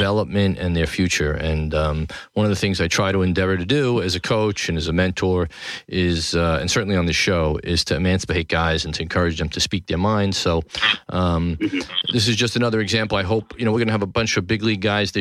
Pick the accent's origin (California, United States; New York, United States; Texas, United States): New York, United States; New York City; downtown New York City, my hometown, Tribeca.